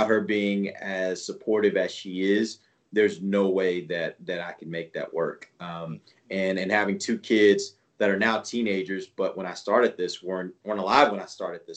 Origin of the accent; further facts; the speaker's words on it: Houston, Texas, United States; I grew up in Houston